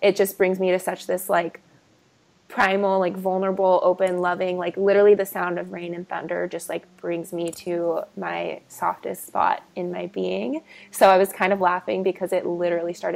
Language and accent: English; California, United States; also born or lived in Texas / New Orleans; I was born in Texas, raised in California